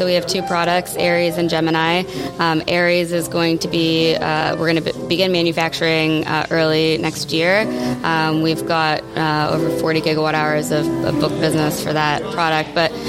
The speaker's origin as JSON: {"language": "English", "town": "Detroit", "region": "Michigan", "country": "United States", "tie": "born or raised there", "said": "So yes, Detroiter for life. I born and raised in Detroit, east side of Detroit."}